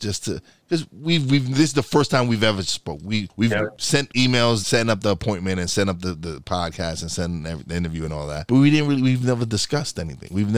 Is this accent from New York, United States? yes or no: yes; New York City, New York, United States; first language Spanish; English is a second language; I was born in Brooklyn. My mom is from Puerto Rico. Yes, at home we spoke Spanish, but when I was out with my friends, I spoke English.